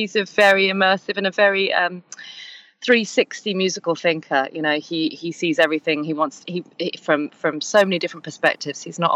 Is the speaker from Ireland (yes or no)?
no; England, United Kingdom; we're a duo from England